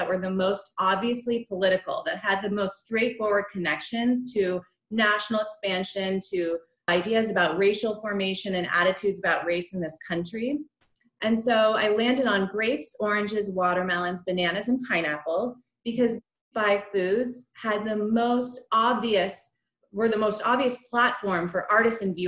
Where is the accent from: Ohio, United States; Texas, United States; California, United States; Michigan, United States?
California, United States; Santa Monica; moved away; also born or lived in New Mexico; I was born and raised in Santa Monica, California